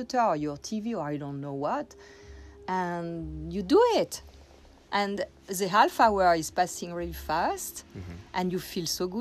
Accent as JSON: {"language": "English", "region": "Corsica", "country": "France", "tie": "born or raised there", "moved": "yes", "said": "I come from Corsica, that is an island south of France, and where when I was little girl, I had a beach for myself"}